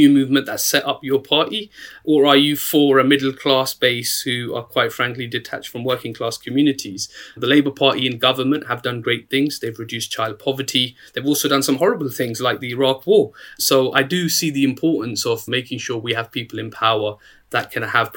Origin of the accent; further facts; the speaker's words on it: Luton, East of England, United Kingdom; I grew up in Luton at a time when 46% of kids in my town were growing up in poverty